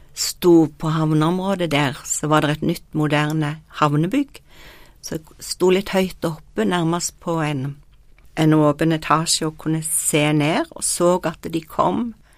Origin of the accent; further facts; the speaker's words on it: Norway; jeg kom fra Norge